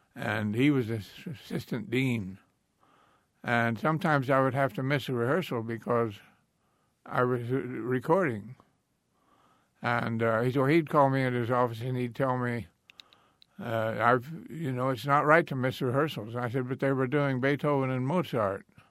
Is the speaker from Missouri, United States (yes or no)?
yes; Marionville, Missouri, United States; I grew up in the Ozark Mountains of Missouri, a little county called Orange County